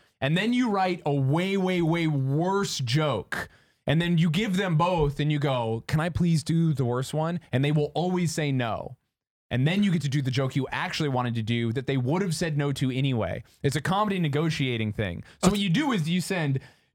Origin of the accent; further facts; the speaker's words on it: Utah, United States; I'm from Utah